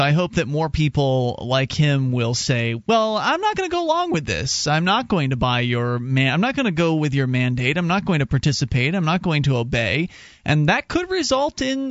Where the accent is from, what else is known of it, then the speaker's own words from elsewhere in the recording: Florida, United States; moved away; I come from Florida